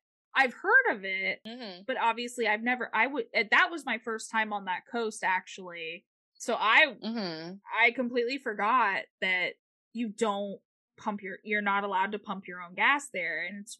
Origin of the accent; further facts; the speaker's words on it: Florida, United States; we're from Florida.